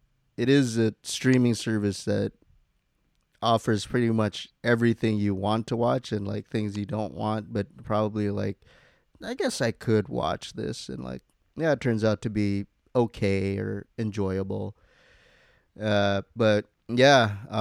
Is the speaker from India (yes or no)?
no; Newport Beach, California, United States; Yeah, I grew up in Newport Beach.